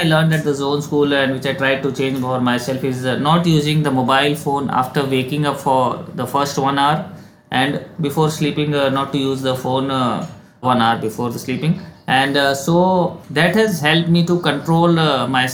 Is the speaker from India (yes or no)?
yes; India; also born or lived in Dubai; being an Indian and living in a joint family